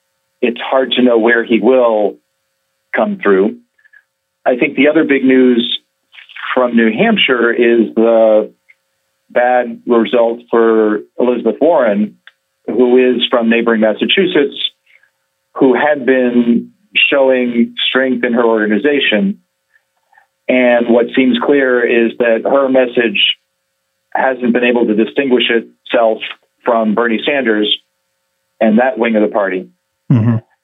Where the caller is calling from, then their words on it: Dubai, United Arab Emirates; Well, I'm calling in from sunny Dubai, where we've had some meetings with some clients